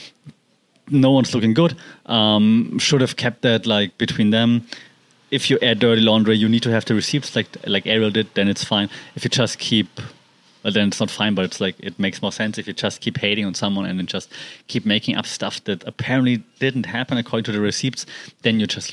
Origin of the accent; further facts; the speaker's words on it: Germany; I'm from Europe. I mean, Germany and Poland